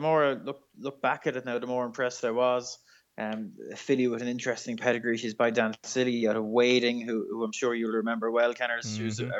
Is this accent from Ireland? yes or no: yes; Ireland; We're just nice people in Ireland.